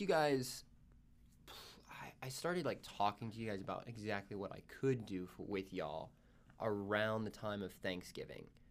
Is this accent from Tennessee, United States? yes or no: yes; Dayton, Tennessee, United States; I'm from Dayton, Tennessee, but it's thirty minutes north of Chattanooga